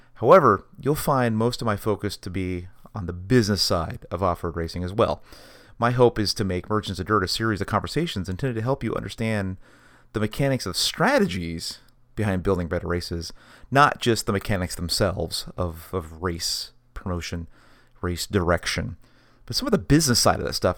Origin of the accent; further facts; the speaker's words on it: Washington, United States; growing up in Washington State, you can't help but be a kid running around the forest.